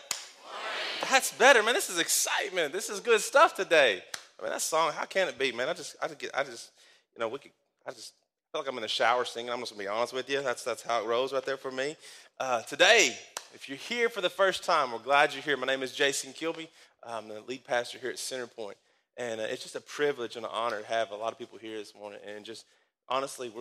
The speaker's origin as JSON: {"language": "English", "town": "Danville", "region": "Kentucky", "country": "United States", "tie": "born or raised there", "said": "where I grew up, and this is where my hometown is. This is it, Danville, Kentucky"}